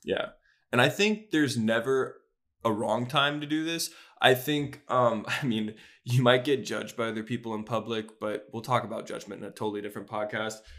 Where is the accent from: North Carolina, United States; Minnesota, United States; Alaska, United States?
North Carolina, United States; Charlotte; I'm also from Charlotte